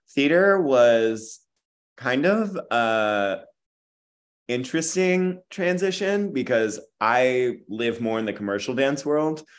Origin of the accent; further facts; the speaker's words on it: Jackson, New Jersey, United States; moved away as an adult; also born or lived in Tyler, Texas / Boston; now in New York, United States; I'm Texas born and mm-hmm. Jersey raised